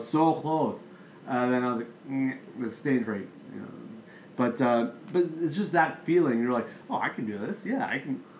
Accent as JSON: {"language": "English", "country": "Canada", "said": "we're Canadian"}